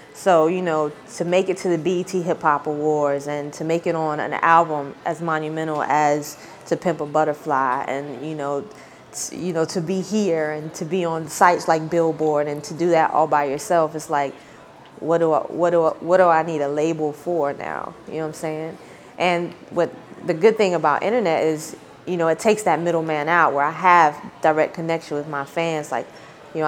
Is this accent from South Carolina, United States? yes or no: no; Snow Hill, North Carolina, United States; my hometown of Snow Hill, the population, I don't know now, but I know when I was growing up, it might have been like 2,000 people.